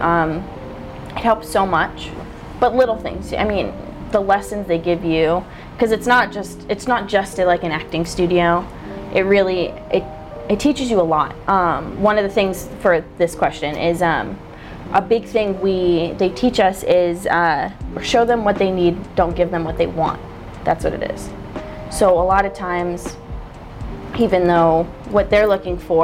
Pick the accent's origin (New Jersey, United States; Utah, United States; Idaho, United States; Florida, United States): Florida, United States; Port St. Lucie; also born or lived in Orlando; growing up in Port St. Lucie, my parents had so much money